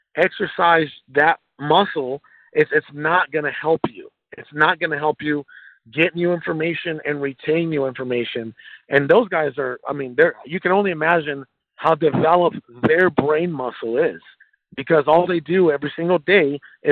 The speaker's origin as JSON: {"language": "English", "country": "Mexico", "tie": "born or raised there", "moved": "yes", "said": "I was born in Mexico"}